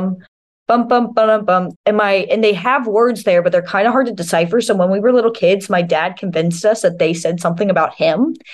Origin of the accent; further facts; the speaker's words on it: Winston-Salem, North Carolina, United States; moved away; also born or lived in Iowa; I grew up right outside of Winston-Salem